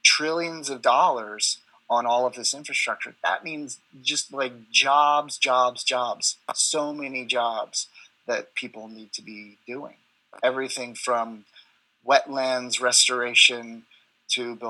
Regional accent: United States; I'm American

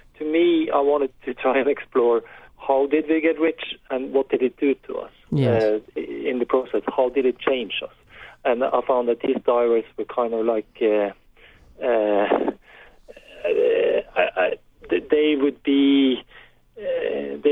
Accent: Norway; I grew up in Norway when it was not a wealthy society in the 70s

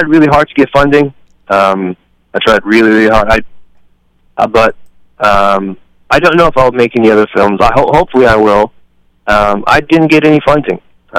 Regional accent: United States; also born or lived in Libya; I was born and raised here

